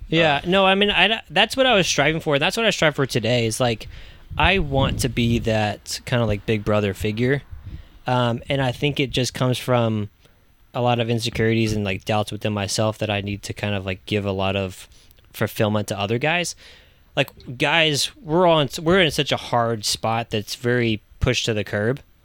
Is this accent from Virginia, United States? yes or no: yes; Virginia Beach, Virginia, United States; moved away; I'm originally from Virginia Beach, Virginia, so I grew up on the coast